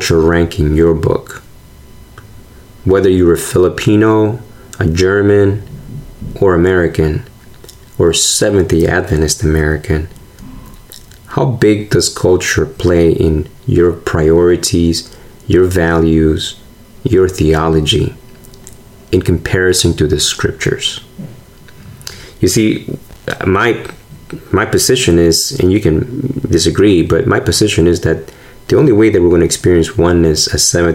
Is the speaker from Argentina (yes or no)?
yes; Argentina; now in United States; I'm from Argentina